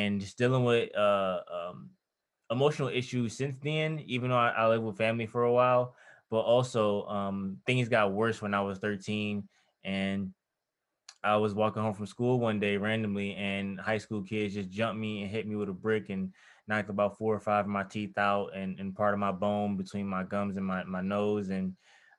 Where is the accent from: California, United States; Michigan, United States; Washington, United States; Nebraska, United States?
Michigan, United States; Detroit; I'm from Detroit